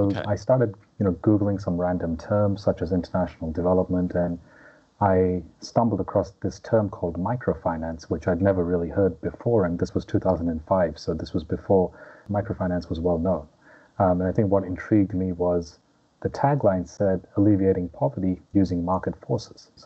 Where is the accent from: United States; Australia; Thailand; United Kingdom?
Australia; Melbourne, Victoria; also born or lived in India; I was born in India, but grew up in Melbourne and went to Melbourne Uni.